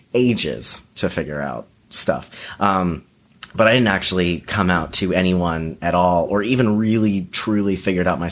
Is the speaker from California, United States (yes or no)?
no; Atlanta, Georgia, United States; also born or lived in Athens, Georgia; Born and raised in Georgia.